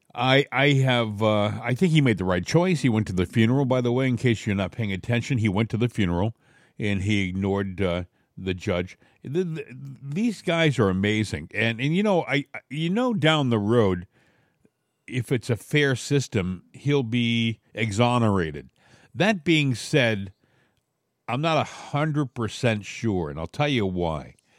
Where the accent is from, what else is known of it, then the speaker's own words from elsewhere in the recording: New England, United States; moved away; I came from New England